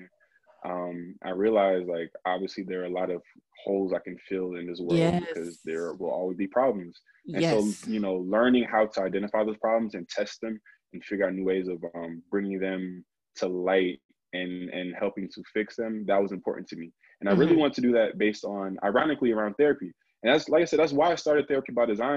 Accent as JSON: {"language": "English", "region": "New Jersey", "country": "United States", "said": "I'm from Jersey"}